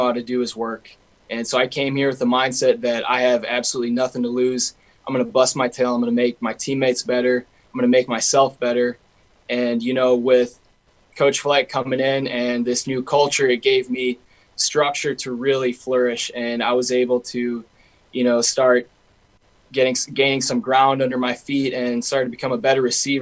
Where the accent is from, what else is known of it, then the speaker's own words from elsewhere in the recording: Minnesota, United States; my home state